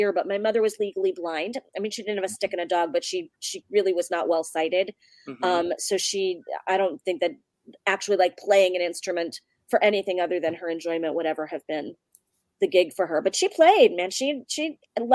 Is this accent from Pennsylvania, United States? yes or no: yes; Wilkes-Barre, Pennsylvania, United States; I grew up in northeastern Pennsylvania. I grew up in Wilkes-Barre, Pennsylvania